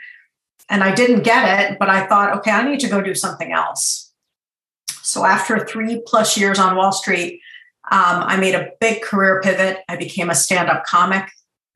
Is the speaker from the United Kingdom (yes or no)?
no; Boston, Massachusetts, United States; also born or lived in Iran; I'm from Iran originally, but grew up in suburban Boston